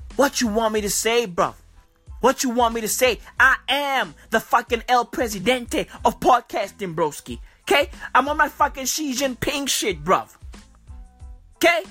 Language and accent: English; South Africa; I'm from South Africa